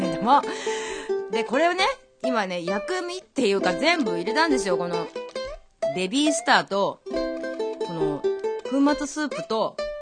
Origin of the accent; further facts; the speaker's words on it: Kameari, Tokyo, Japan; 私の地元のですね、亀有の味一円園という、あ、名前出しちゃいましたけど、 味一ー園という、もう私が小学生の時からもう30年以上通っている